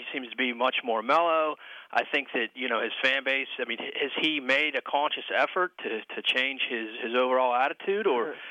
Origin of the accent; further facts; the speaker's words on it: Western Pennsylvania, United States; Western Pennsylvania.